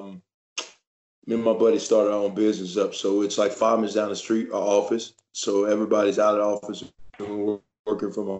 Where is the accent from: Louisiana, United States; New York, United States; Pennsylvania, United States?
Louisiana, United States; now in Frisco, United States; I'm a Cowboys fan from Louisiana